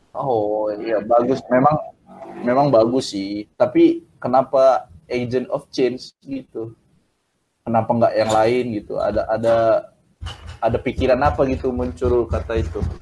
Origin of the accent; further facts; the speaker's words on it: Medan, North Sumatra, Indonesia; Aku kan ini dari Medan.